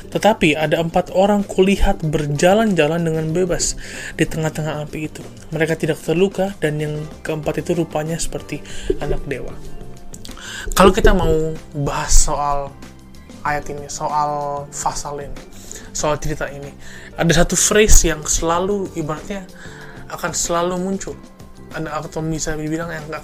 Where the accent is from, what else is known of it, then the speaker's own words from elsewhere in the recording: Jakarta, Indonesia; Saya dari Jakarta. Saya berumur 21 tahun.